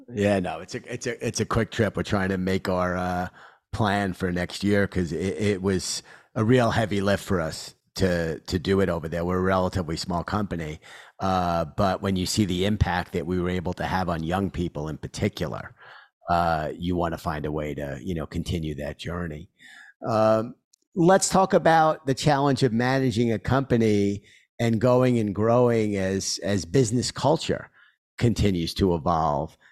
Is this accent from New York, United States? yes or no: yes; New York City, New York, United States; accent: Queens; I grew up in Queens. Uh, and you hear my voice. I'm a New Yorker, you know, through and through with my, uh, Queens accent